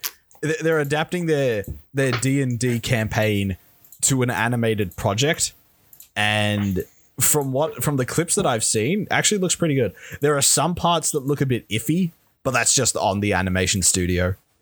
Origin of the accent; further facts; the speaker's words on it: Australia; Yeah, this but we're Australian.